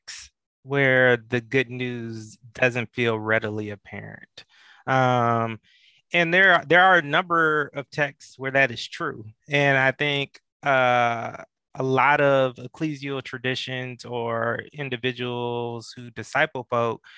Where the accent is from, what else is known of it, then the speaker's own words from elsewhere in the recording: Atlanta, Georgia, United States; growing up in Metro Atlanta, in the shadows of Dr. King